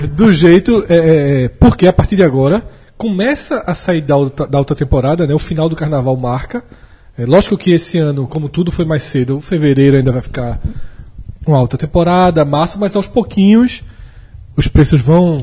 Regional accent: Pernambuco, Brazil; a gente é de Pernambuco

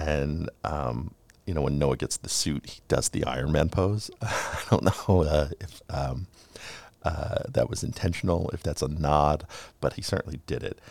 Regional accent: New York City, New York, United States; 90s New York, where I grew up. I grew up in Queens, but just over the Queens-Brooklyn border.

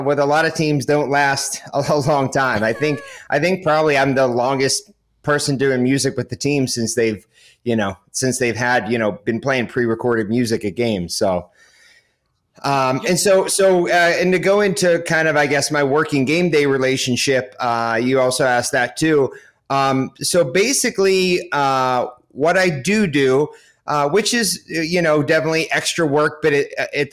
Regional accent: Pittsburgh, Pennsylvania, United States; I grew up in Pittsburgh

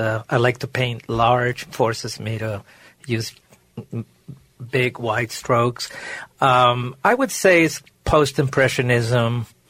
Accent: Maracaibo, Zulia, Venezuela; moved away; I was born and raised in Maracaibo, Lake Maracaibo in Venezuela.

